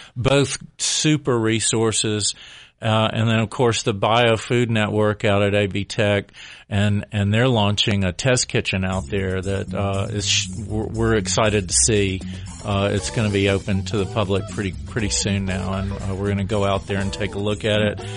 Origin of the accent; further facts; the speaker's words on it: Alabama, United States; also born or lived in Beaufort, South Carolina; now in Asheville area, United States; we're both originally from Alabama.